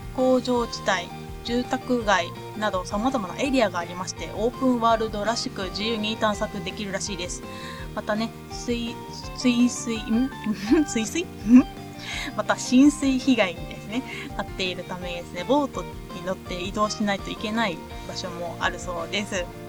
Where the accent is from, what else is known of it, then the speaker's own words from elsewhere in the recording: Ehime, Japan; moved away; 私の 地元愛媛県